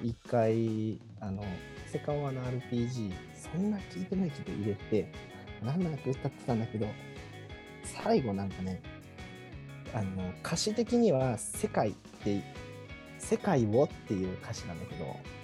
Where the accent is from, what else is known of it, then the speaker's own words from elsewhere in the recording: Numazu, Shizuoka, Japan; moved away; 僕、駅の近くがね、実家があるんですよ